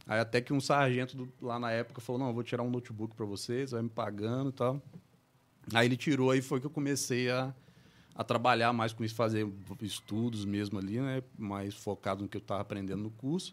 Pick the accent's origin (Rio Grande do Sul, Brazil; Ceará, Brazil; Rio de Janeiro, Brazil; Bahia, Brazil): Rio de Janeiro, Brazil; Barra do Piraí; moved away as an adult; also born or lived in Paraíba do Sul / Paty do Alferes; now in São Paulo, Brazil; sou daqui de Barra do Piraí mesmo, né? Moro em São Paulo agora desde 2017.